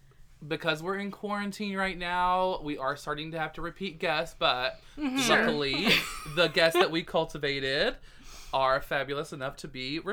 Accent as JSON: {"language": "English", "town": "Searcy", "region": "Arkansas", "country": "United States", "tie": "born or raised there", "also_born_or_lived": "Bald Knob, Arkansas", "said": "I guess I did live in Searcy until I was 11."}